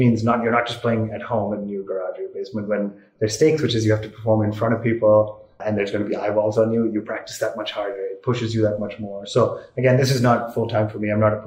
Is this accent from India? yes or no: yes; India; also born or lived in Singapore; when we moved back from Singapore to India, I think when I was 9 or 10